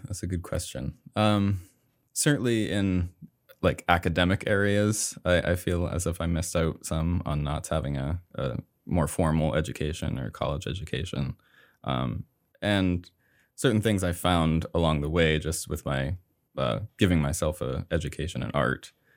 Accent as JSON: {"language": "English", "town": "Somerville", "region": "Maine", "country": "United States", "tie": "born or raised there", "said": "I grew up in a small town called Somerville, Maine"}